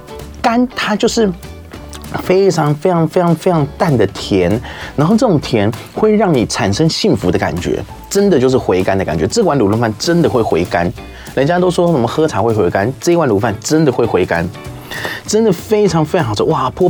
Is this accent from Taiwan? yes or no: yes; Keelung, Taiwan; 从小在基隆长大